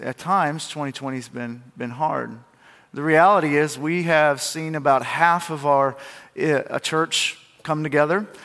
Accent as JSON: {"language": "English", "country": "United States", "said": "I'm from Milamont. It's not even a town. We don't even have population"}